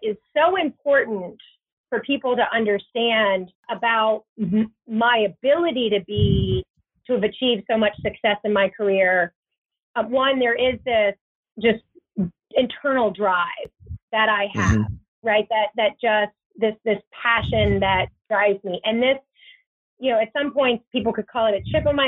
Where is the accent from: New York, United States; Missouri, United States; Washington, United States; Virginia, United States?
Virginia, United States; moved away; also born or lived in Bay Area, California; my husband and I grew up in Virginia. He grew up in Florida. So we're both from the East Coast